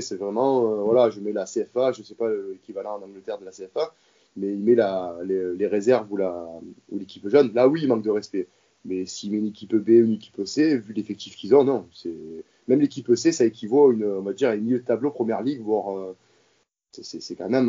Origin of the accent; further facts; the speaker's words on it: Marseille, Provence-Alpes-Côte d'Azur, France; je suis né à Marseille, je suis marseillais de naissance